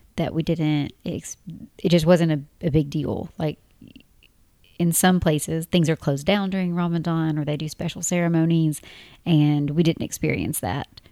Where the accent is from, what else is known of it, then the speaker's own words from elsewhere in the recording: Tennessee, United States; moved away as an adult; a married couple from Tennessee.